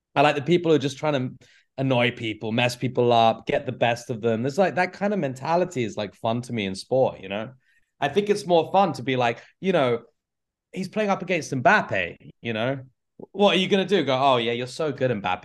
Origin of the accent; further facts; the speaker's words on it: Canterbury, South East England, United Kingdom; now in Milwaukee, United States; I'm originally from Canterbury, England